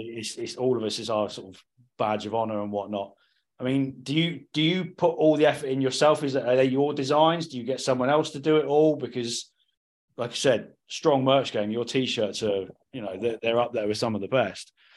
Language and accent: English; Cornwall, South West England, United Kingdom; now in South East England, United Kingdom; I'm from Cornwall